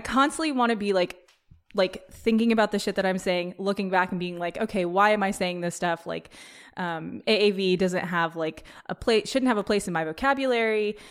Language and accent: English; Petaluma, California, United States; growing up in Petaluma, which is, like, kind of a bubble, back in the day in high school